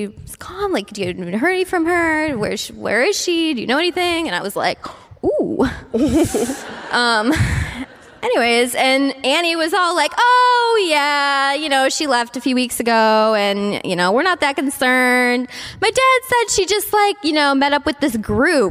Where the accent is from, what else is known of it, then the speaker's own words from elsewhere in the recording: Cleveland, Ohio, United States; I'm from Cleveland